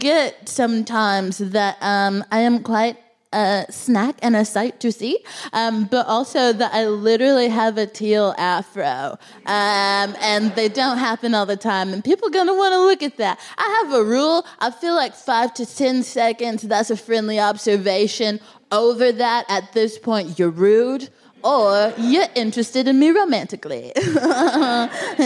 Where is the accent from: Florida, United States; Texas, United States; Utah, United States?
Texas, United States; now in London, United Kingdom; I'm from Texas